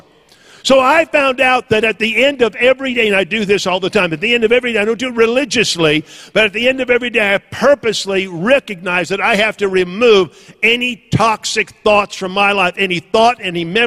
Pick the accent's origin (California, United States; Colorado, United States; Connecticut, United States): California, United States; Northern; moved away; I was raised in Northern California